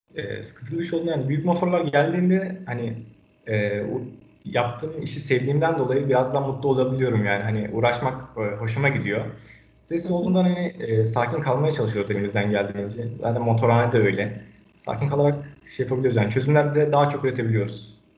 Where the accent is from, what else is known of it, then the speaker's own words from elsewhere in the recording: Ankara, Turkey; 2002 Ankara doğumluyum.